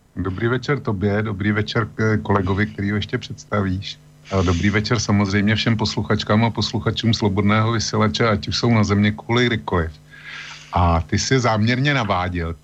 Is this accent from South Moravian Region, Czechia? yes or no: no; Plzeň, Plzeň Region, Czechia; u nás v Plzni